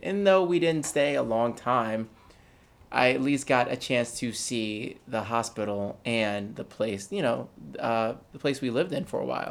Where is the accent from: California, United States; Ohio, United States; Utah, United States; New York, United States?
New York, United States; Poughkeepsie; moved away; I was born in Poughkeepsie, New York